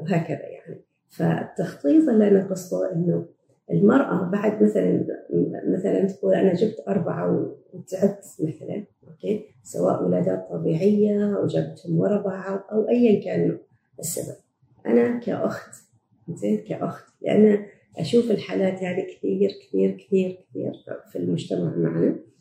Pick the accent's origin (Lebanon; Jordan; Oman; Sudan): Oman; also born or lived in Canada; إحنا عندنا في عمان في مجتمعنا